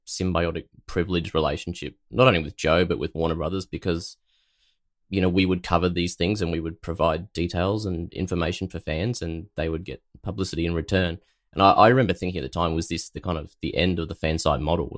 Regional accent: Australia; as an Aussie

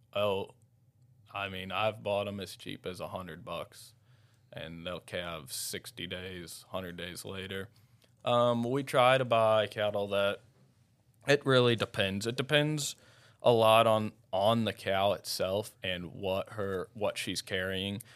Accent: Owensville, Missouri, United States; also born or lived in St. Louis County, Missouri / Jackson Hole; I'm from Owensville, Missouri.

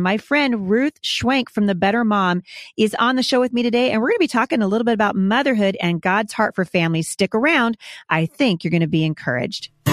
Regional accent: Oregon, United States; I'm from, I'm from Oregon

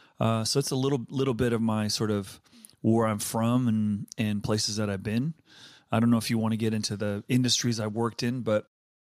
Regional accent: Danbury, Connecticut, United States; also born or lived in Westville, South Africa; We got kicked out when I was 7 from South Africa and settled on the East Coast. So probably most of my formative education was in Connecticut and sort of working class part of Connecticut called Danbury.

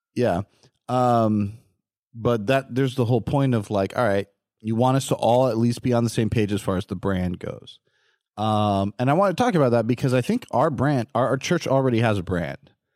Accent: California, United States; Growing up in California, um, we have the Glendale Hospital

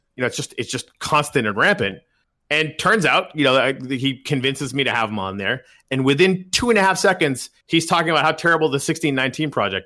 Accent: Canada; moved away as an adult; now in United States; I'm Canadian

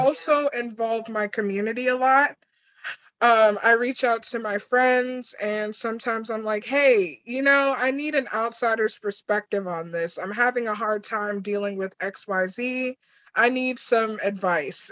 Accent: New York, United States; I'm from New York

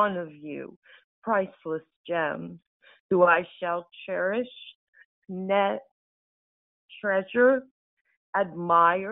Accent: Delaware, United States; I'm from the United States, from Delaware.

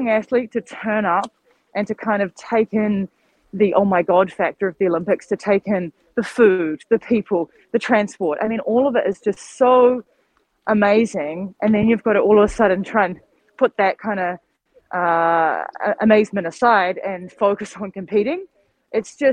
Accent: New Zealand; moved away; disconnected from my home country because I physically couldn't get back

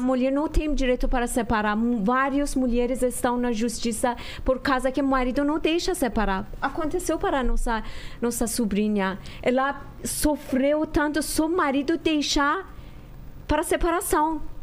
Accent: Iran; now in Brazil; até quando que a gente saiu do Irã

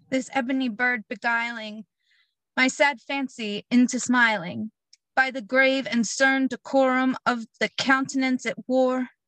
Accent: Blackwood, New Jersey, United States; I'm from Blackwood, New Jersey.

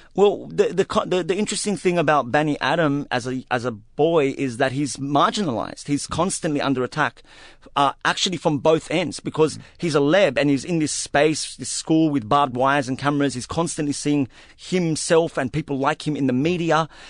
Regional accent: Australia; an Arab Australian Muslim man who, who, who has been a silenced minority for most of my life

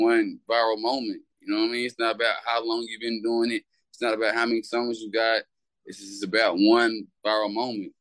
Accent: Louisville, Kentucky, United States; accent: mixed Southern and Indiana; I'm from Louisville and Shaville, Kentucky. They both like 20 minutes apart.

